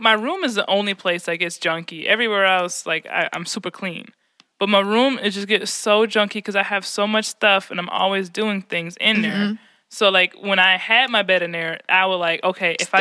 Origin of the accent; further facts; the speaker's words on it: United States; growing up in America